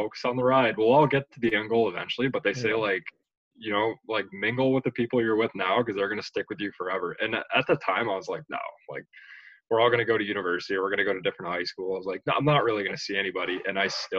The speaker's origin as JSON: {"language": "English", "town": "Pickering", "region": "Ontario", "country": "Canada", "tie": "born or raised there", "also_born_or_lived": "Toronto", "said": "I was born in Toronto, but I moved out here with my family when we were really young, and then grew up in Pickering"}